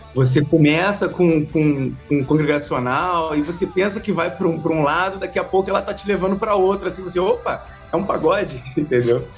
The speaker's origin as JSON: {"language": "Portuguese", "town": "Salvador", "region": "Bahia", "country": "Brazil", "tie": "born or raised there", "moved": "yes", "lives_now": "Rio de Janeiro, Brazil", "said": "36 anos, nascido em Salvador, Bahia e naturalizado carioca"}